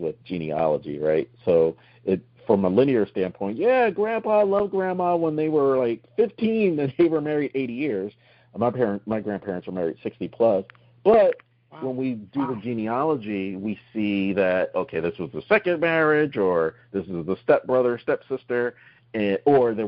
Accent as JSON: {"language": "English", "region": "New Jersey", "country": "United States", "moved": "yes", "said": "we're all originally from New Jersey"}